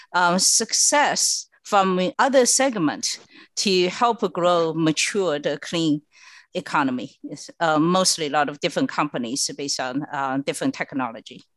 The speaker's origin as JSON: {"language": "English", "country": "China", "tie": "born or raised there", "moved": "yes", "lives_now": "United States", "said": "I was born and raised in China"}